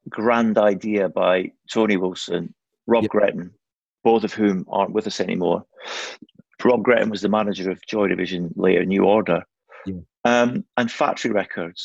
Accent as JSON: {"language": "English", "town": "Kirkcaldy", "region": "Scotland", "country": "United Kingdom", "tie": "born or raised there", "also_born_or_lived": "Aberdeen / Midlands", "moved": "yes", "said": "growing up in Kirkcaldy"}